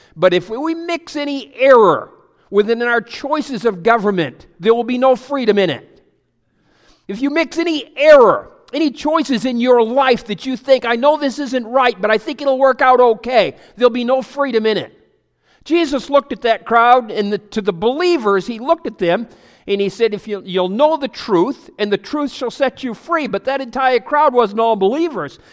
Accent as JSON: {"language": "English", "town": "Pleasant Hill", "country": "United States", "said": "I'm from Pleasant Hill"}